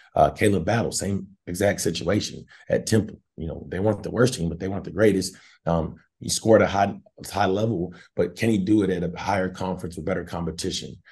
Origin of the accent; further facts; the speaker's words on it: Fayetteville, Arkansas, United States; I'm a Fayette, Arkansas native